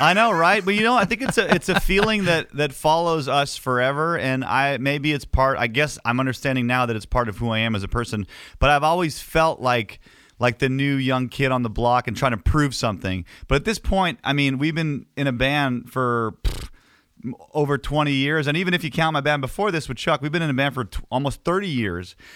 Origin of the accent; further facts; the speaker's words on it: Canada; as a Canadian